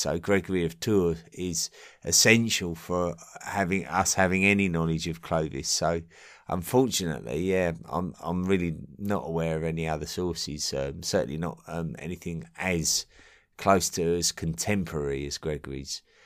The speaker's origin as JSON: {"language": "English", "area": "Essex", "region": "East of England", "country": "United Kingdom", "said": "I'm an Englishman from Essex, uh, in England, near London."}